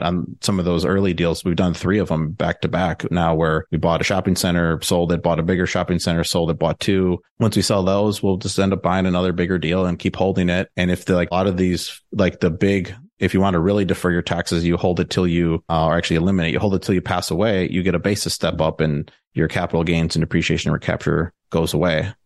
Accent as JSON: {"language": "English", "town": "Milwaukee", "region": "Wisconsin", "country": "United States", "also_born_or_lived": "Madison, Wisconsin / Chicago", "moved": "as an adult", "lives_now": "Austin, United States", "said": "I'm from the Milwaukee area"}